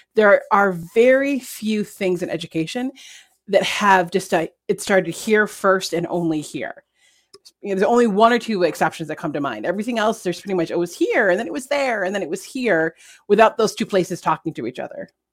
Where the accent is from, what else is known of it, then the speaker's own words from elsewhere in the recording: New York, United States; as a New Yorker